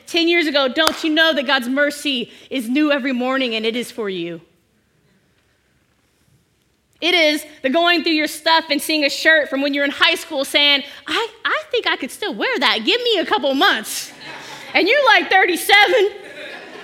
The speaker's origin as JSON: {"language": "English", "area": "Bay Area", "region": "California", "country": "United States", "said": "I'm from the Bay Area"}